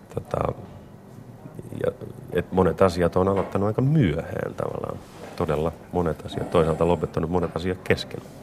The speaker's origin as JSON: {"language": "Finnish", "town": "Vampula", "region": "Southwest Finland", "country": "Finland", "tie": "born or raised there", "said": "Punolan kylästä, josta mä oon kotoisin"}